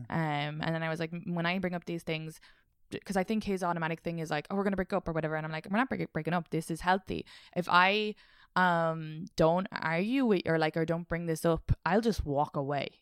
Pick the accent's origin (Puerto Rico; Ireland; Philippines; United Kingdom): Ireland; now in New York, United States; Irish people and the way we interact